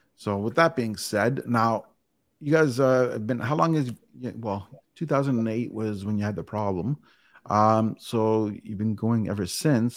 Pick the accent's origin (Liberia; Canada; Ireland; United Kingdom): Canada; I'm Canadian